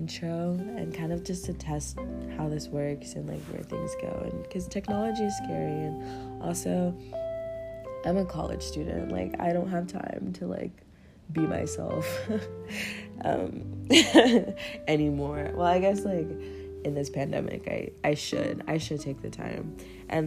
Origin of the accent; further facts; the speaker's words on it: Kansas, United States; I'm from Kansas